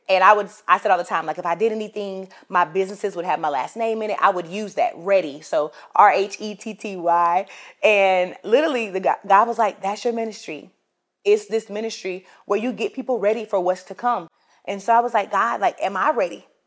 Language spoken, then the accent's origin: English; Florence, South Carolina, United States; I'm from Florence, South Carolina